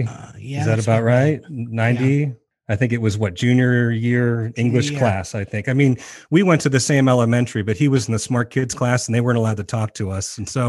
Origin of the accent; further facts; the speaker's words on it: Ohio, United States; I am a teacher from Ohio